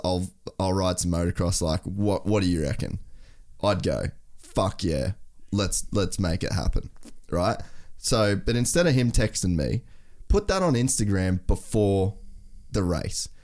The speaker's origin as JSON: {"language": "English", "country": "Australia", "said": "as an Australian"}